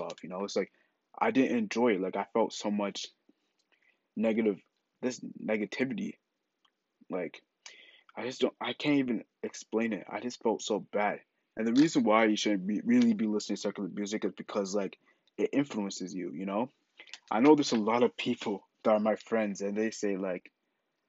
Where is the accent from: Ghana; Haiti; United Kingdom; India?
Ghana; I'm Ghanaian, so we're both African.